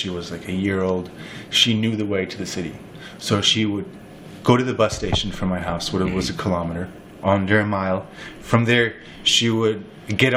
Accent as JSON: {"language": "English", "country": "Switzerland", "tie": "born or raised there", "moved": "yes", "lives_now": "Los Angeles, United States"}